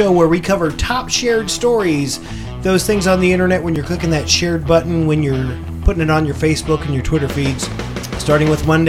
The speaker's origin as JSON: {"language": "English", "town": "Canton", "region": "Ohio", "country": "United States", "said": "And I'm a … from Canton"}